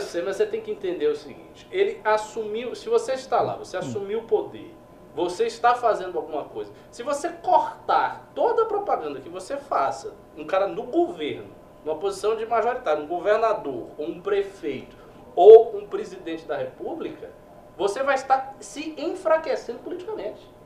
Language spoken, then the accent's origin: Portuguese; Bahia, Brazil; lá no meu estado, na Bahia